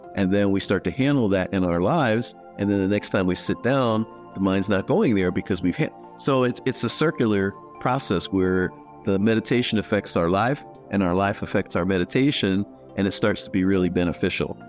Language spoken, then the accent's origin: English; Philadelphia, Pennsylvania, United States; now in Bakersfield, United States; I grew up in Philadelphia